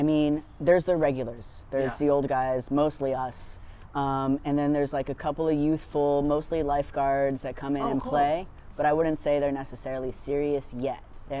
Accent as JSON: {"language": "English", "town": "Dana Point", "region": "California", "country": "United States", "tie": "born or raised there", "moved": "as an adult", "lives_now": "Los Angeles, United States", "said": "I grew up surfing down in San O and Dana Point, and I moved up"}